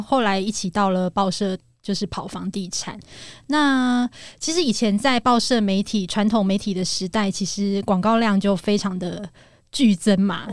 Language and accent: Chinese; Taipei, Taiwan; moved away as an adult; now in Zhubei, Taiwan; 我是属于脱北者，就是我嗯。是台北人，但是我选择在新竹竹北。 买房，那嗯。跟我的先生工程师一起努力